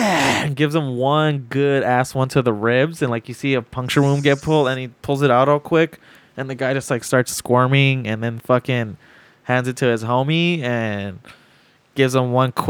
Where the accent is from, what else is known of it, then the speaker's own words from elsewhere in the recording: California, United States; dude, I'm from California. It's called weather. Like, this happens all the time.